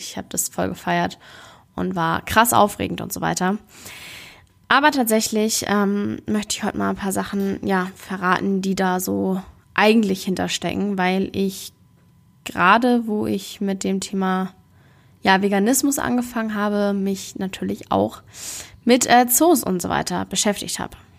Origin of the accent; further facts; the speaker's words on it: Hamburg, Germany; Ich komme ja aus Hamburg ursprünglich.